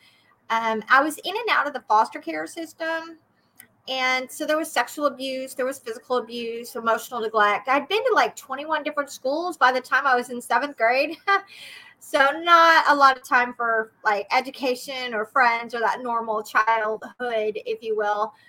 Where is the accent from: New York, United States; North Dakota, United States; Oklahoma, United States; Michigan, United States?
Oklahoma, United States; now in Missouri, United States; I am from Oklahoma originally. However, I have been in Missouri